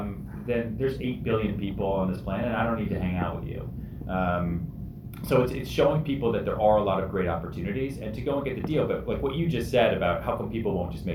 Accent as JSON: {"language": "English", "town": "New York City", "region": "New York", "country": "United States", "said": "because I'm a New Yorker and I negotiate the price of a bagel."}